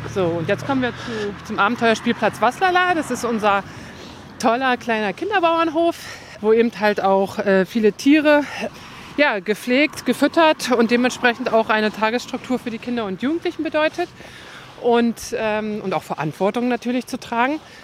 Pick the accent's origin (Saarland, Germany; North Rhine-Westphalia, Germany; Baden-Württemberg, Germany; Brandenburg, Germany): Brandenburg, Germany; northern; moved away; ich komme ja aus dem Norden von Brandenburg